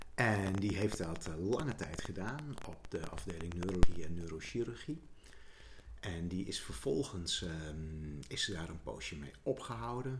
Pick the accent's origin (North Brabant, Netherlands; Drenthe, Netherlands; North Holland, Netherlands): Drenthe, Netherlands; Zuidlaren; moved away; toen wij in Zuid-Laren woonden